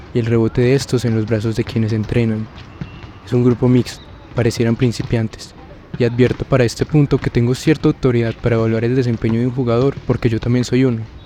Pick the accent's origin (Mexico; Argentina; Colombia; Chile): Colombia; Paisa, Antioquia